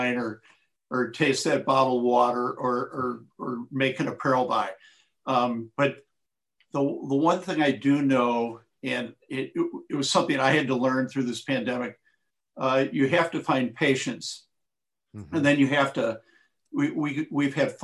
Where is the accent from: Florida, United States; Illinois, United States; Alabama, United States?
Illinois, United States; Chicago; I'm from Chicago